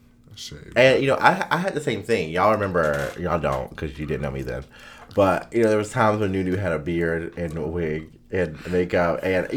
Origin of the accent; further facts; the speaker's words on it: Durham, North Carolina, United States; I'm from East Durham now.